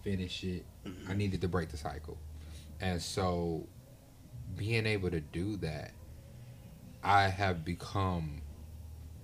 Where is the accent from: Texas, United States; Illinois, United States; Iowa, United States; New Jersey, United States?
Illinois, United States; Chicago; Me in Chicago. I'm from the South Side.